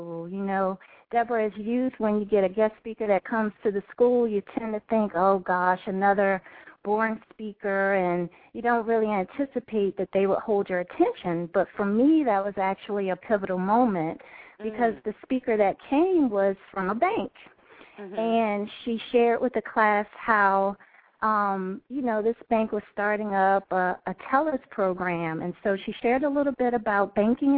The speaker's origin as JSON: {"language": "English", "town": "Washington", "region": "District of Columbia", "country": "United States", "tie": "born or raised there", "said": "I was born and raised in the Washington, D.C. area"}